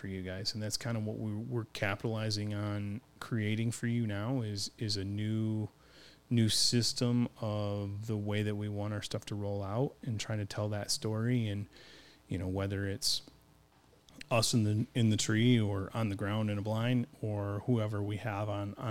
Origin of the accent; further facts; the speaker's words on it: Michigan, United States; we're from Michigan